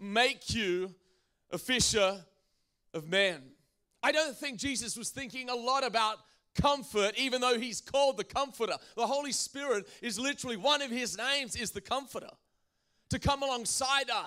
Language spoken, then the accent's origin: English; Australia; now in United States; I come from Australia